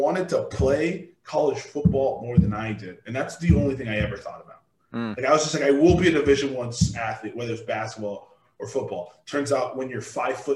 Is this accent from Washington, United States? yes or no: yes; Washington, United States; moved away; even when I came from Washington